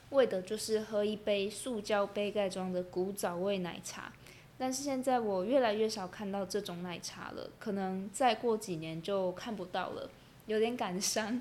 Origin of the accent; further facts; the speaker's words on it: Taiwan; 身为台湾人